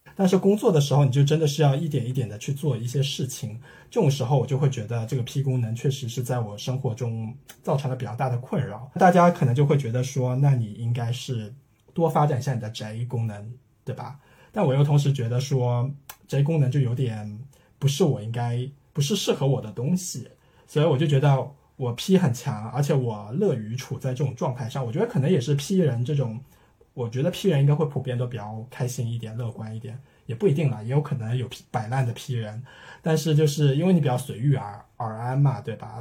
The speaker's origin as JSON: {"language": "Chinese", "region": "Shanghai", "country": "China", "tie": "born or raised there", "also_born_or_lived": "Birmingham, United Kingdom / Italy", "said": "在上海从小长大的人"}